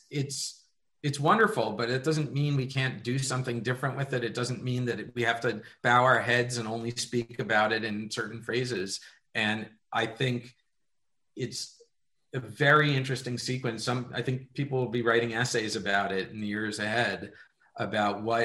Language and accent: English; New York City, New York, United States; moved away; me growing up in New York City